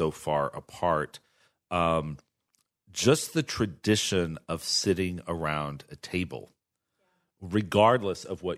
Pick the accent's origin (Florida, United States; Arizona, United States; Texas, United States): Texas, United States; And as a gay guy growing up in Texas, I grew up at a time where most of us had to also create a parallel family